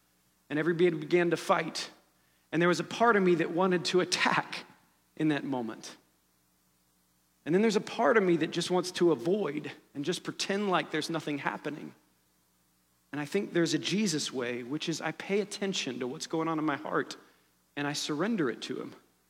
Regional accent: Ohio, United States; This morning I woke up and there was news of a shooting in my hometown, the Oregon district where I used to hang out.

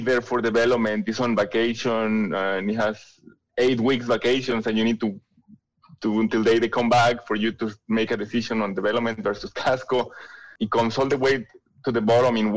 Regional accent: San Luis Potosí, Mexico; English is a second language; moved away as an adult; also born or lived in France; now in Detroit, United States; the manufacturing plant for Valeo was in San Luis Potosí, Mexico, which is my hometown

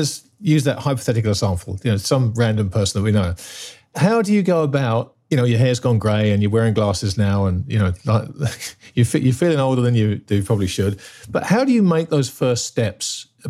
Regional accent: England, United Kingdom; I joke about being English and growing up in England, but therapy is a swear word in England. It certainly was when I was growing up.

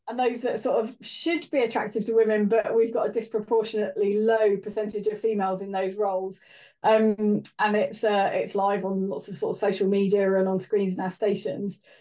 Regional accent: Welsh, Wales, United Kingdom; being Welsh as a child

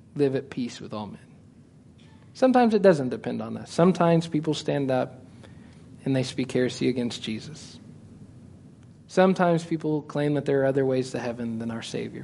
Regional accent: United States; I'm American.

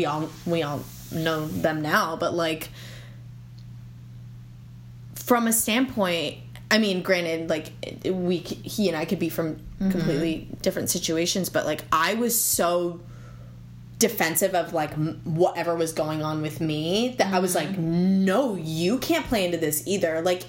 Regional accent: East Coast, United States; I'm from the East Coast.

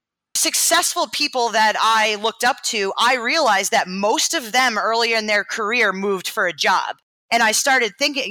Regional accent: Maine, United States; moved away as an adult; now in Boston, United States; I'm from Maine.

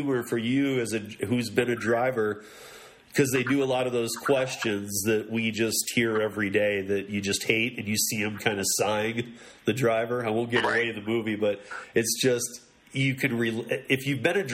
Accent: Michigan, United States; moved away; also born or lived in Miami; I'm from Michigan originally too. I've been out here for many years. I went to Miami for a few years after Michigan, then here, and been here since. But I'm originally from Michigan

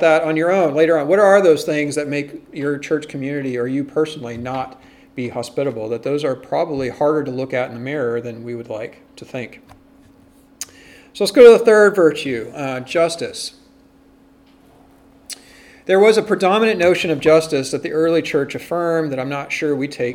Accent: United States; as American Protestants

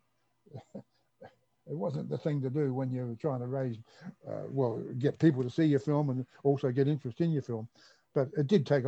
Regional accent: Adelaide, South Australia, Australia; moved away; I come from Adelaide originally

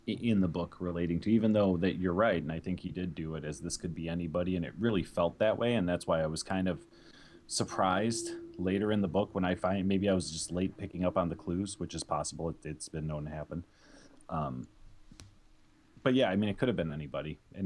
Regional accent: Chicago, Illinois, United States; born and raised in Chicago

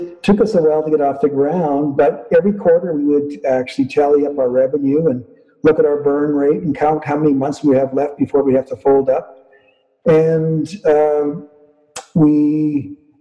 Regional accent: northern Manitoba, Canada; also born or lived in Winnipeg, Canada; I was born in Winnipeg and grew up in northern Manitoba.

